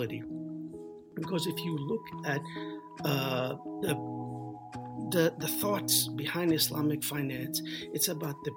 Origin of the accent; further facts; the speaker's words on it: New York City, New York, United States; we were raised in the United States, more specifically Brooklyn